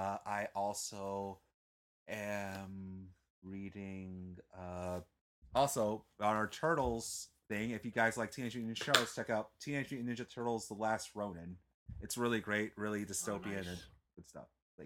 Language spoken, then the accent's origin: English; Texas, United States; I'm a Texan